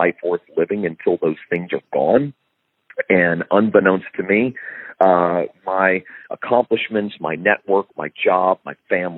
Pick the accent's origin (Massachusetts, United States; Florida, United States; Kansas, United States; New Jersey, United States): Florida, United States; Fort Lauderdale; moved away as an adult; also born or lived in Tennessee; I moved back home to South Florida. I'm from Fort Lauderdale